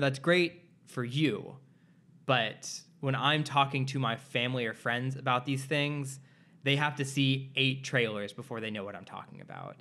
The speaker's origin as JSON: {"language": "English", "region": "Midwest", "country": "United States", "moved": "yes", "lives_now": "Los Angeles, United States", "said": "I'm also from the Midwest"}